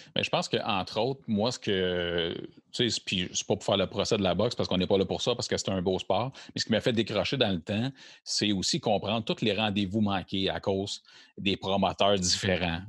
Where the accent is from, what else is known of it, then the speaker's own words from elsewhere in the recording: Quebec, Canada; on parle en tant que Québécois aussi, puis on est fiers